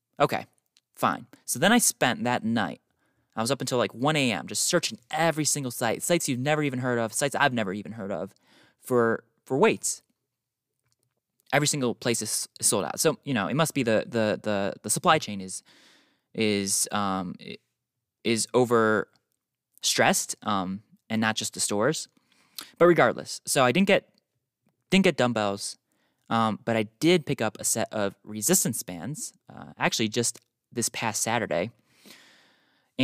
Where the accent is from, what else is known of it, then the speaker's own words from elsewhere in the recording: North Carolina, United States; born there; also born or lived in New York; now in Utah, United States; I was born in North Carolina, moved to South Carolina, moved to New York, spent most of my life in New York, and then moved to Utah, as you guys know, almost a year ago.